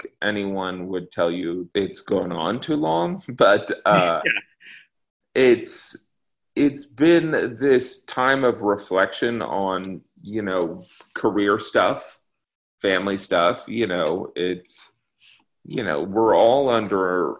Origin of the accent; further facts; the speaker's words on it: United States; I'm this American